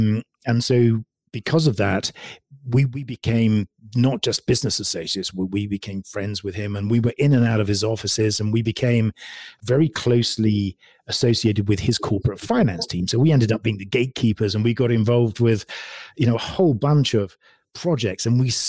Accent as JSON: {"language": "English", "region": "England", "country": "United Kingdom", "also_born_or_lived": "California", "moved": "yes", "lives_now": "United States", "said": "Well, I'm originally from England. And so I moved over here to California, in fact, about 7.5 years ago. Recently moved out of California to Utah, funny enough."}